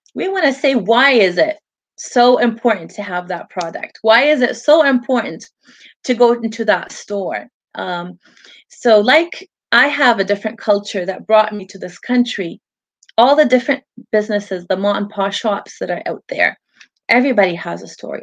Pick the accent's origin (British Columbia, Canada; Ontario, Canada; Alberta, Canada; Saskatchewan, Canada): British Columbia, Canada; Vancouver; also born or lived in Lebanon; I grew up here in Vancouver. It has been my home all my life